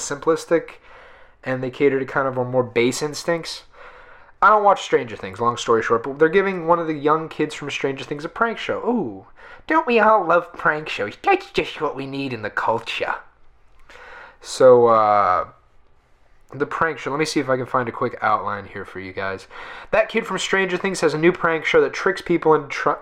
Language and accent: English; United States; I'm an American